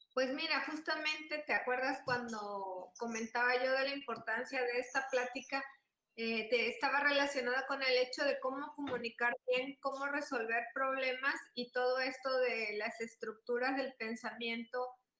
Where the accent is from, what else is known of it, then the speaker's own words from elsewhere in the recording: Mexico; yo pienso como mexicana